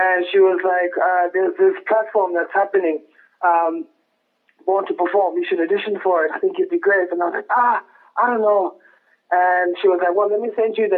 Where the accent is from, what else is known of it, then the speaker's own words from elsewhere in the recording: Lesotho; also born or lived in South Africa / Bloemfontein, South Africa / Durban, South Africa; now in Johannesburg, South Africa; I'm actually originally from Lesotho, in a village called Lekokwane, Tiani.